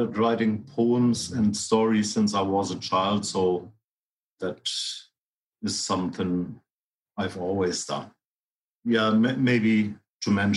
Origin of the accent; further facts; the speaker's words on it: Hamburg, Germany; moved away as an adult; now in Sligo, Ireland; I was born in Hamburg in 64, moved to Sligo in my 30s, Sligo in Ireland